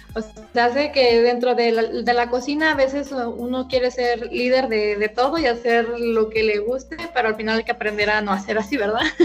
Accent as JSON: {"language": "Spanish", "region": "Guanajuato", "country": "Mexico", "said": "yo soy de, aquí de Guanajuato"}